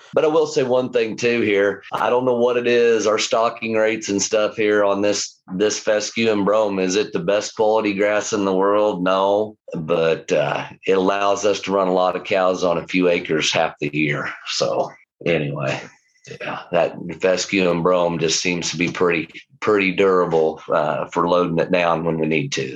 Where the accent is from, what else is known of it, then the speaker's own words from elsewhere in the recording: Lawrence, Kansas, United States; this is home to us. It's the only place I've ever known. I've I've lived. I grew up in the house